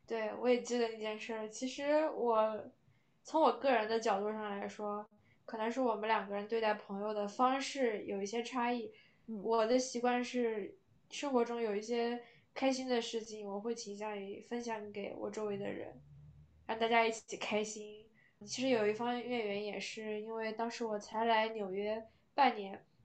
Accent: China; moved away as an adult; now in United States; 因为我在中国长大嘛，我从小学五年级就有微信

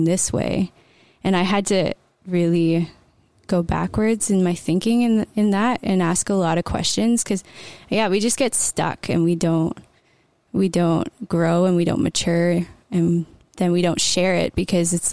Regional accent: Bancroft, Ontario, Canada; I grew up in Bancroft and came to know the Lord pretty young

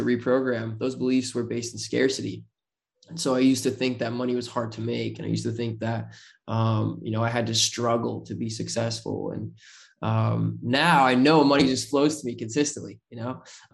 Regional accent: Utah, United States; I'm just kid from Utah

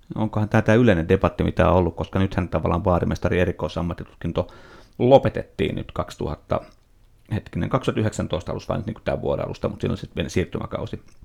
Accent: Nummela, Uusimaa, Finland; se Nummelas, missä mä olin kotoisin

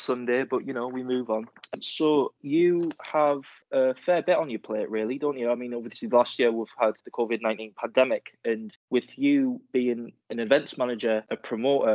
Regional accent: Sunderland, North East England, United Kingdom; growing up in Sunderland, being from Sunderland

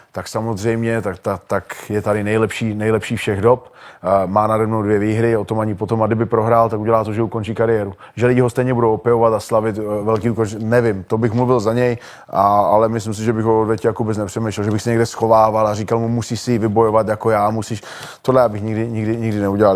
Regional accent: Olomouc, Olomouc Region, Czechia; v Olomouci, v mým, v mým rodným městě

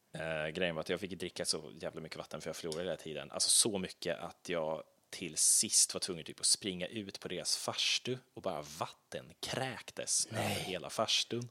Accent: Lerdala, Västra Götaland, Sweden; Lerdala, min hemby, som ligger i och ungefär ja, en halvtimme utanför Skövde

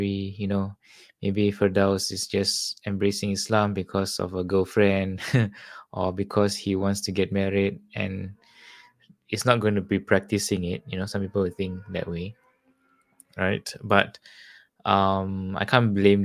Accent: Singapore; also born or lived in Australia; I'm from Singapore

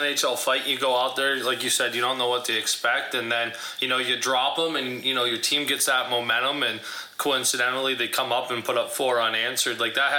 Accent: Erie, Pennsylvania, United States; we're from Erie, Pennsylvania

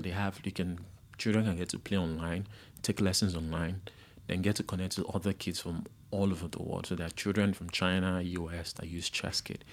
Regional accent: Ikorodu, Lagos, Nigeria; we grew up in Ikorodu in a place called Isalodu, and it was basically slum.

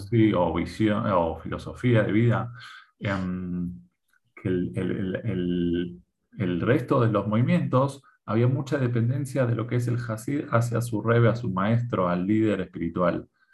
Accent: Argentina; moved away as an adult; now in Israel; de, Argentina salimos el 14 de mayo

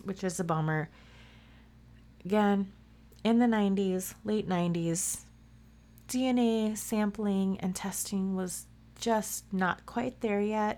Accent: Midwest, United States; Root, yes, I say root. I'm from the Midwest. I say root

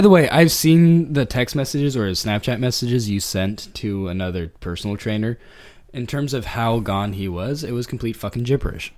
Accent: California, United States; I'm from California

